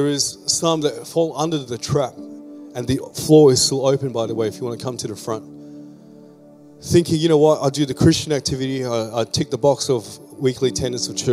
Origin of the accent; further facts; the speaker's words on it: Philippines; now in Australia; I'm a Filipino-born Australian migrant